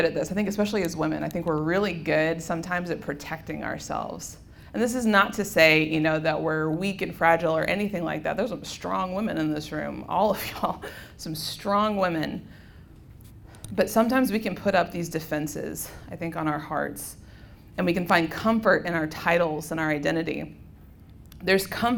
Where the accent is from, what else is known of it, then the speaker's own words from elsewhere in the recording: Memphis, Tennessee, United States; moved away as an adult; also born or lived in Dodge City, Kansas; just growing up in the Diocese of Memphis